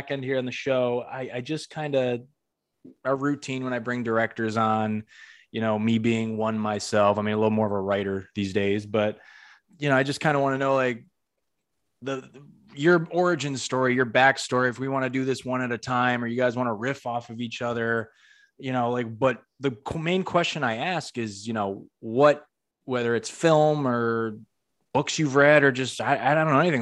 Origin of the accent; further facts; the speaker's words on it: Northeast, United States; now in Orlando, United States; I'm from the Northeast originally.